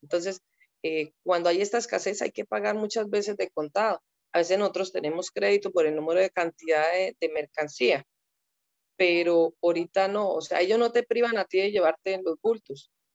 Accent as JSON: {"language": "Spanish", "country": "Colombia"}